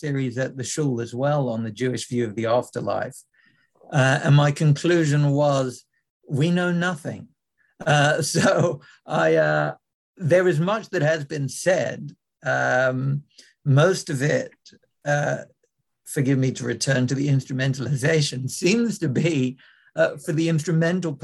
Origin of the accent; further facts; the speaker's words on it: London, United Kingdom; as a growing up in London